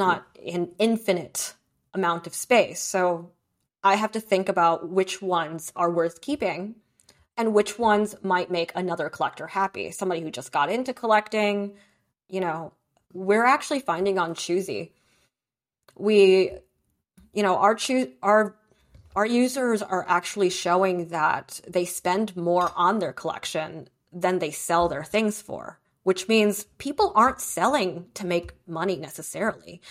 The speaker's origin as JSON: {"language": "English", "region": "New Jersey", "country": "United States", "tie": "born or raised there", "also_born_or_lived": "Beijing, China / Brooklyn, New York", "said": "my parents wanted to move out of Sunset Park and move to New Jersey and hit the burbs"}